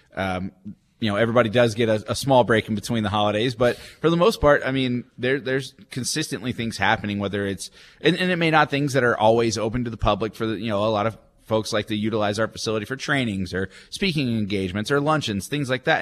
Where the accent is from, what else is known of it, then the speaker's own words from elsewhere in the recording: McKinney, Texas, United States; moved away as an adult; also born or lived in Amarillo; now in Wichita, United States; I grew up in McKinney, like I mentioned, it's about 36 miles north of Dallas